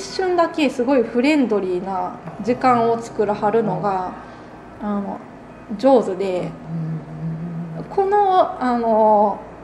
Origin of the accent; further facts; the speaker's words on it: Konan, Shiga, Japan; also born or lived in United States; 自分が生まれ育った場所